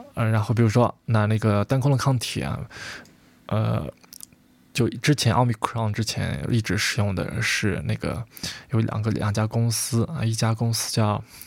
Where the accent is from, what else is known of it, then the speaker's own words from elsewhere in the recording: China; 我们中国人